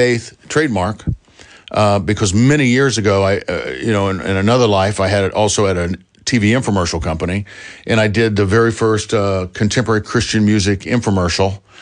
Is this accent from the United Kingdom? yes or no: no; Columbus, Ohio, United States; also born or lived in Los Angeles, United States; now in Nashville, United States; my hometown of Columbus, Ohio